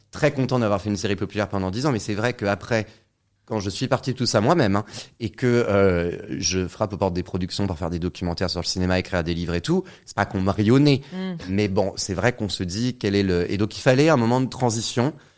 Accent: Saint-Nazaire, Pays de la Loire, France; moved away; also born or lived in Créteil; Je suis né à Créteil, ici, à la fin des années 80. 89 exactement. Et j'ai fait toute mon, j'ai grandi euh, à Saint-Nazaire

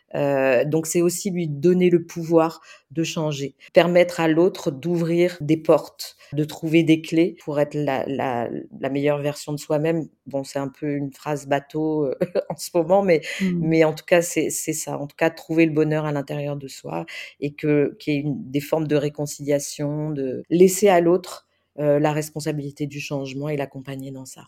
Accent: the South, south of France, France; also born or lived in Marseille; now in Paris, France; je viens du Sud, j'ai grandi là-bas

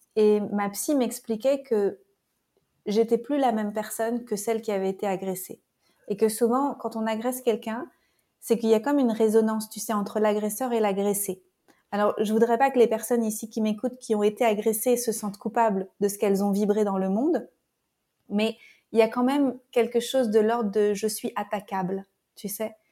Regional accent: France; moved away as an adult; also born or lived in Paris; now in Costa Rica; Je suis française

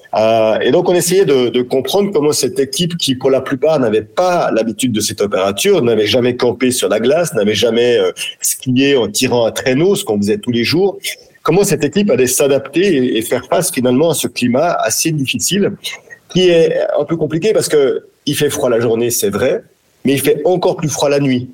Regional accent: France; chez nous, en France, en Europe

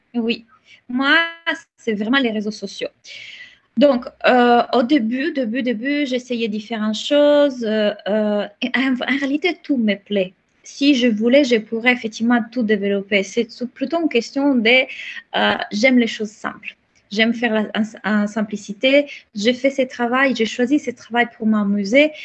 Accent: Italy; accent: Italian; French is a second language; moved away; j'ai un accent, donc je suis italienne

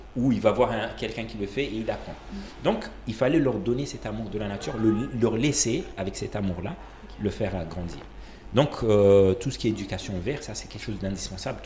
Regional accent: Comoros; also born or lived in Malaysia; Et je suis né et grandi aux Comores

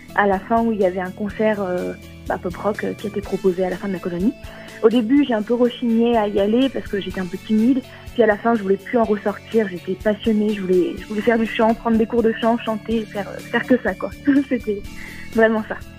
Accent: Vichy, Auvergne-Rhône-Alpes, France; J'ai 20 ans, je viens de Vichy, en Allier, dans l'Auvergne

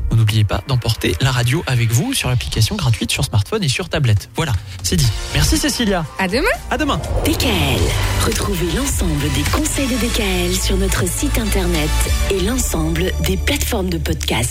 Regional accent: Alsace, Grand Est, France; chez nous en Alsace

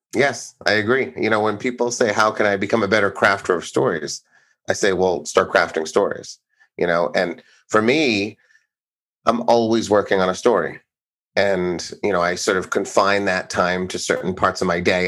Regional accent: Blackstone, Massachusetts, United States; I grew up in Blackstone, Massachusetts, which was a tiny farm town, sort of in eastern Mass, about an hour from Boston.

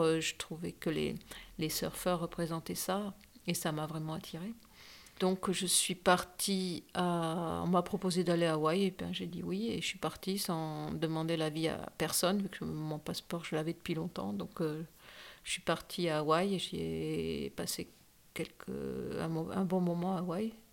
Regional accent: Dschang, West, Cameroon; je suis née à Chang

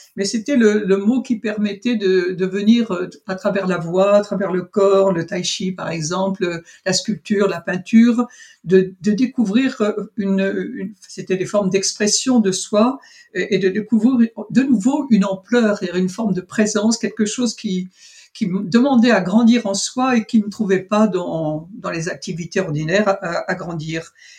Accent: Avranches, Normandy, France; je suis née en Normandie et précisément à Avranches

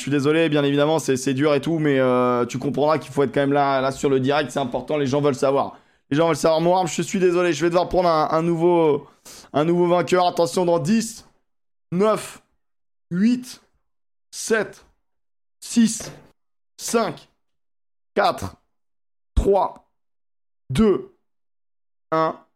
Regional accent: Toulouse, Occitania, France; Donc, je suis de Toulouse.

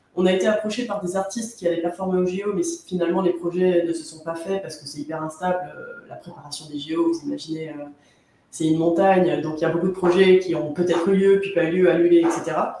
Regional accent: France; nous, en France

